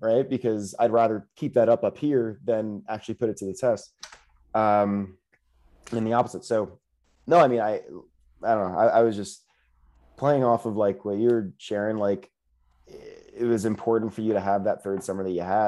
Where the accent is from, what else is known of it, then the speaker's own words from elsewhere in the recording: Florida, United States; I'm from Florida